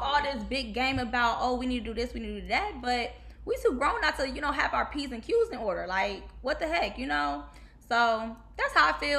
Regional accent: Detroit, Michigan, United States; moved away as an adult; also born or lived in Kentucky; now in Houston, United States; growing up in Detroit

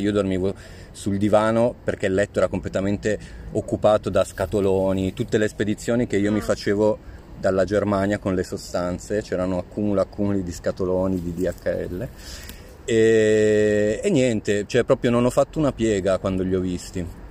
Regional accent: Pavia, Lombardy, Italy; moved away; also born or lived in Rome; i miei genitori sono di Pavia, io sono nato a Pavia, ma vivevo a Roma da 12 anni.

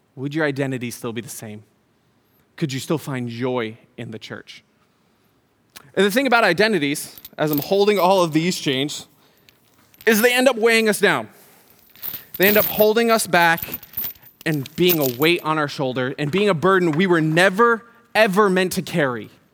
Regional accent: Syracuse, New York, United States; moved away; also born or lived in Utah; I was born in Syracuse. I was born across hospital

